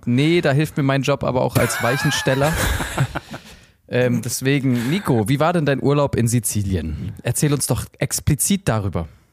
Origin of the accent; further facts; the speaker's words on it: Germany; ich jetzt als Deutscher